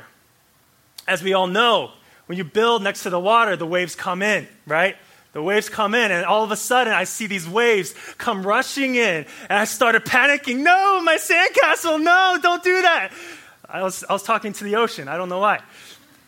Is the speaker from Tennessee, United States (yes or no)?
no; Anchorage, Alaska, United States; I grew up in Anchorage, Alaska, right? Anchorage, Alaska, 907. Hey. I grew up there